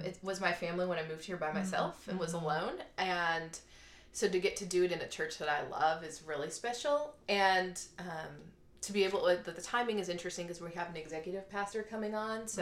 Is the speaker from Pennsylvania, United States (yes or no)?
no; Cleveland, Ohio, United States; now in Dallas, United States; I grew up in Cleveland, Ohio, in one of the suburbs